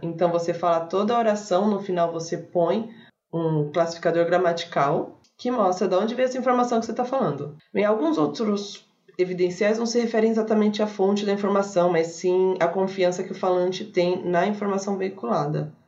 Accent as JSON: {"language": "Portuguese", "region": "São Paulo", "country": "Brazil", "said": "a gente é de São Paulo"}